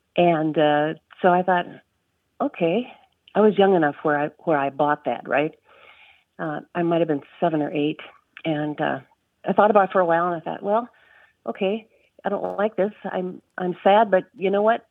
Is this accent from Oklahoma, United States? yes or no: no; Fargo, North Dakota, United States; now in St. Paul, United States; I grew up in the 1960s in Fargo, North Dakota